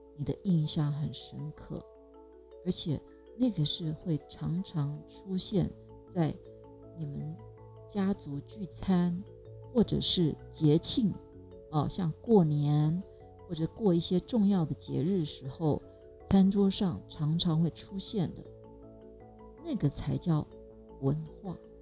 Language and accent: Chinese; Taiwan; 我是客家人嘛，我的这个阿婆啊，还有我的，我的外婆，都非常会做这种，呃，腌制品